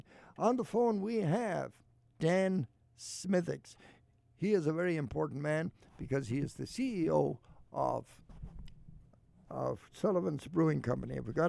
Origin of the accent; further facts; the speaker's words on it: Ireland; now in United States; I grew up around Ballinan.